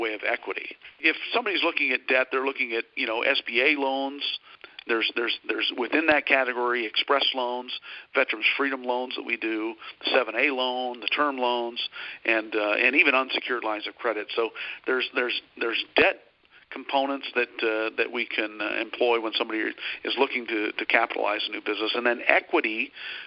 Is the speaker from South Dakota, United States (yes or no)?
yes; South Dakota, United States; moved away as an adult; also born or lived in Minneapolis; now in Dallas-Fort Worth, United States; I hail from a small town in South Dakota, of all places